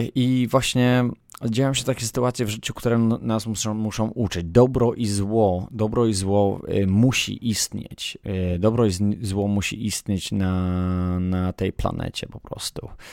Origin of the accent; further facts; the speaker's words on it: Poland; na której się wychowałem w, w Polsce